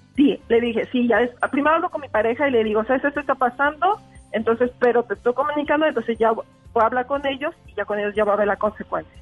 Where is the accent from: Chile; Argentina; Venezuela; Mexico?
Mexico; also born or lived in Canada; now in Langley, Canada; Soy de México, de F viví ahí por muchísimos años y ahorita me encuentro aquí en Langley, en Canadá